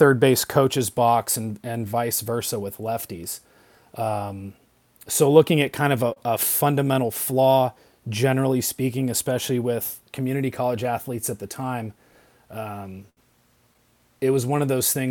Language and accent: English; Napa Valley, Northern California, United States; moved away as an adult; also born or lived in Santa Barbara, California; I grew up in the Napa Valley, up in Northern California, about 50 miles north of San Francisco